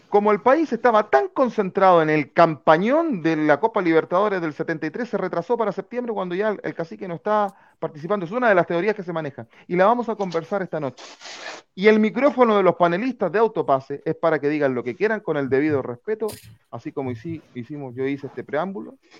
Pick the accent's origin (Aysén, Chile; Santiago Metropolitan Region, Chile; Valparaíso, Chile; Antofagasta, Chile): Santiago Metropolitan Region, Chile; San Bernardo; nosotros somos de San Bernardo